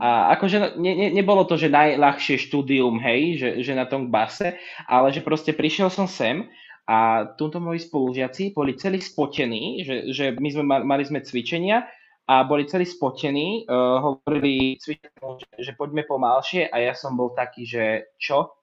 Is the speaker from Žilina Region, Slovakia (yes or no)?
yes; Martin, Žilina Region, Slovakia; moved away as an adult; now in Žilina, Slovakia; ja som z Martina, ja som chcel ísť akože čo najďalej, hej, ja som čo som v Žiline